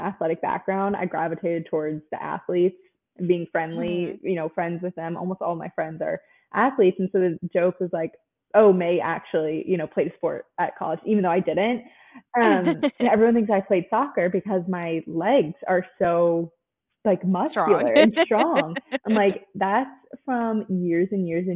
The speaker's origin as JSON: {"language": "English", "region": "New Jersey", "country": "United States", "tie": "born or raised there", "moved": "as an adult", "lives_now": "Nashville, United States", "said": "I was born and raised in the same town that I grew up in my whole life for 18 years. I'm actually from New Jersey"}